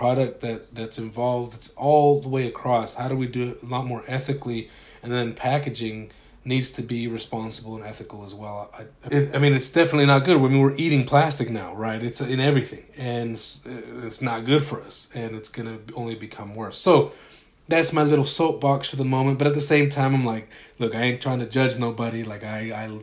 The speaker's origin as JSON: {"language": "English", "region": "Utah", "country": "United States", "tie": "born or raised there", "said": "I grew up in Utah"}